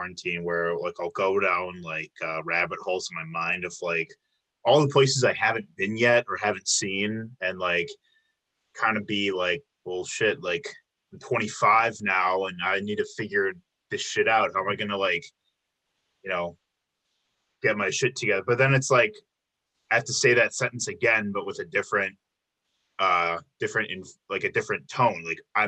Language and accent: English; outside of Chicago, Illinois, United States; moved away as an adult; now in Milwaukee, United States; I grew up outside of Chicago, but I came here for school to attend UWM as well